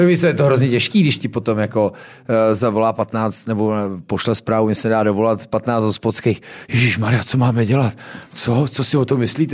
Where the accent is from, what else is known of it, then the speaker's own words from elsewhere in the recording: Louny, Ústí nad Labem Region, Czechia; jsem z Loun, takže jsme vždycky měli chmelový brigády